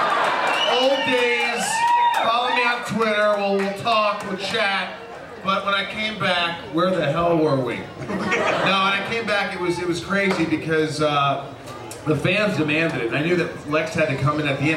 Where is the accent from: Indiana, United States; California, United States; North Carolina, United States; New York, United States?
Indiana, United States; Evansville; I'm from Indiana. You know, Evansville, an hour and a half away, 2 hours, Indiana